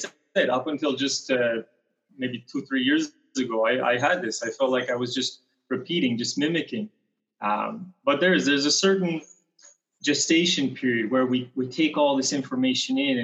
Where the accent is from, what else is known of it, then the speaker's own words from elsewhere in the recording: British Columbia, Canada; I'm from Canada, originally from a small town in British Columbia, a little mountain town